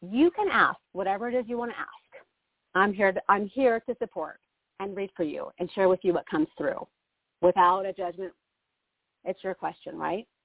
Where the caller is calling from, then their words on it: Arizona, United States; Um, … in Arizona.